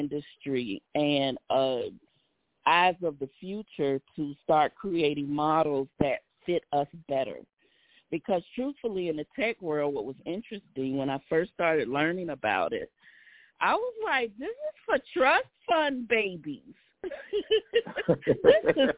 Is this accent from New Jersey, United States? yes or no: no; Savannah, Georgia, United States; my hometown, Savannah, Georgia